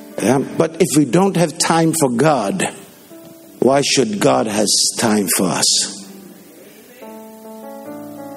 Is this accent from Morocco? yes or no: no; Denmark; first language Danish; English is a second language; in my mother tongue, Danish